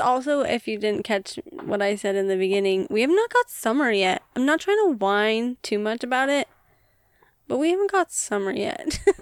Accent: United States; we are American

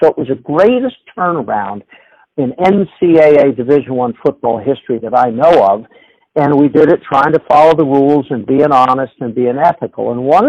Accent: Hershey, Pennsylvania, United States; I was from Hershey, so we loved that area of the country

